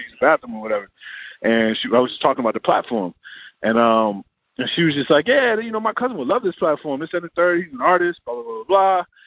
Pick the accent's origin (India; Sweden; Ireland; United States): United States; Richmond, Virginia; also born or lived in Los Angeles, California; Richmond, Virginia